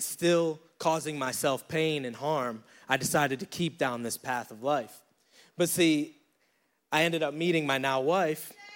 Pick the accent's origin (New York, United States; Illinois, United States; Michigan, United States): New York, United States; Syracuse; moved away as an adult; now in Charlotte, United States; I'm from Syracuse, New York. I decided to move down here to Charlotte, North Carolina